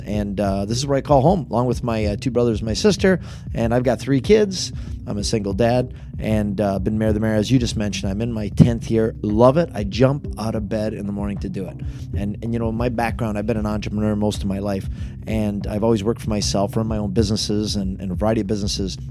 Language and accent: English; Niagara Falls, Ontario, Canada; born and raised right here in Niagara Falls